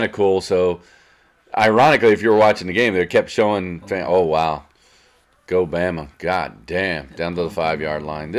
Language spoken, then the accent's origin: English; North Penn, Pennsylvania, United States; growing up in North Penn and being a Philadelphia Eagles fan